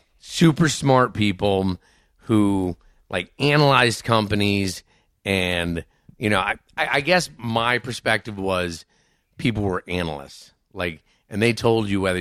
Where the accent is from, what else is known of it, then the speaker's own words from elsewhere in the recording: Cleveland, Ohio, United States; born there; I was born in Cleveland.